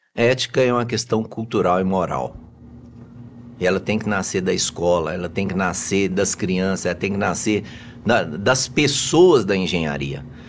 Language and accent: Portuguese; Anápolis, Goiás, Brazil; also born or lived in Araguari, Minas Gerais; eu sou de Anápolis